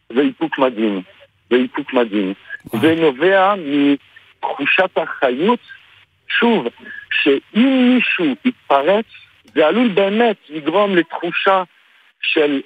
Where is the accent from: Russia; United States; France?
France; now in Israel; אני הרבה שנים בארץ, אה. אבל אני בא מצרפת במקור